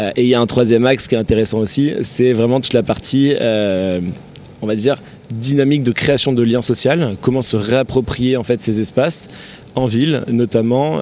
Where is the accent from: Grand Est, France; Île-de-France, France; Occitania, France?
Occitania, France; Tarn-et-Garonne; moved away as an adult; also born or lived in Toulouse / Paris; je suis originaire du sud-ouest de la France, un petit village dans le Tarn-et-Garonne. J'ai grandi là-bas